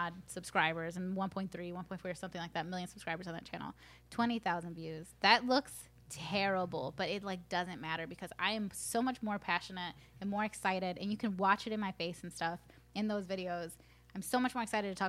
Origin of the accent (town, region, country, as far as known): Aurora, Illinois, United States; born or raised there; first language Spanish